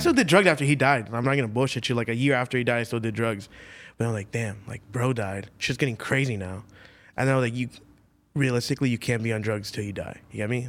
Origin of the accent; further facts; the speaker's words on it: Florida, United States; I'm from Florida